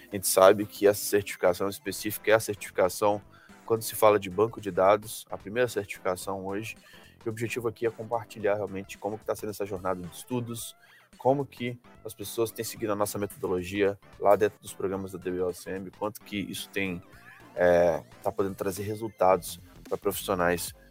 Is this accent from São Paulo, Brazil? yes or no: no; Rio de Janeiro, Brazil; falando do Rio, cara. Sou do Rio.